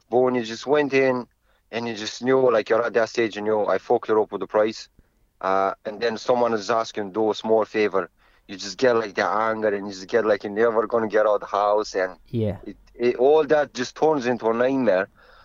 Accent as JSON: {"language": "English", "country": "Romania", "lives_now": "Ireland"}